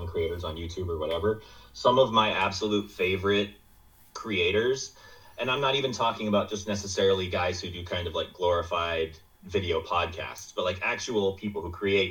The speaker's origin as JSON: {"language": "English", "region": "Midwest", "country": "United States", "said": "I'm from the Midwest"}